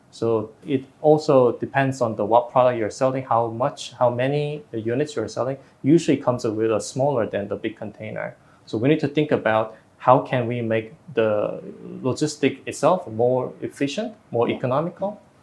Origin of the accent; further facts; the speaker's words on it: South Korea; moved away as an adult; also born or lived in Singapore; now in Vietnam; in Korea was my home country